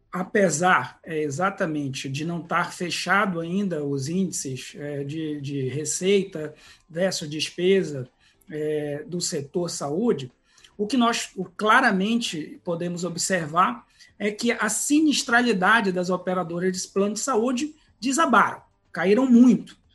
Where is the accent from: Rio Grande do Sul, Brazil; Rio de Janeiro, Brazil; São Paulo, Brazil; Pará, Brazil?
Pará, Brazil; eu sou paraense